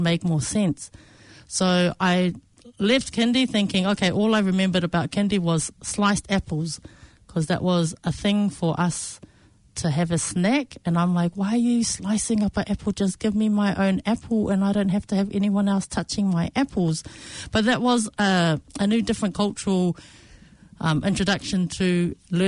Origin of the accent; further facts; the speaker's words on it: Porirua, Wellington, New Zealand; I was born in Wellington, so kindy for me started in a little preschool, bottom end of Cannons Creek